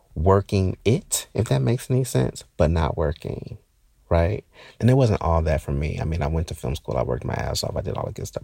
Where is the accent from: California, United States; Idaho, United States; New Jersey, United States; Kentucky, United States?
New Jersey, United States; Newark; moved away; I'm from Newark